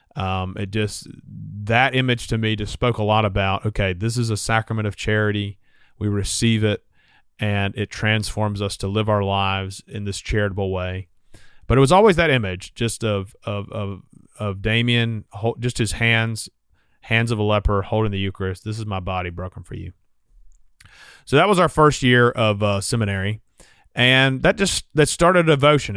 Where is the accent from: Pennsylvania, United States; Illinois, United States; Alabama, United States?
Alabama, United States; Montgomery; Growing up in Montgomery